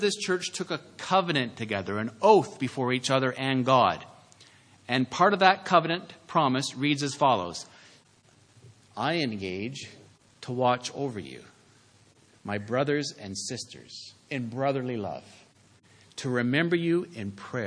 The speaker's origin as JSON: {"language": "English", "country": "Canada", "said": "I'm saying as a Canadian"}